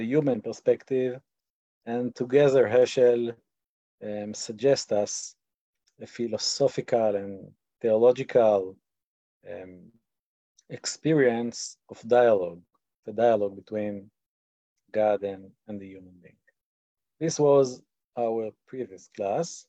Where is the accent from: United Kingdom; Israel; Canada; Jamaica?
Israel; accent: Israeli; English is a second language; my Israeli accent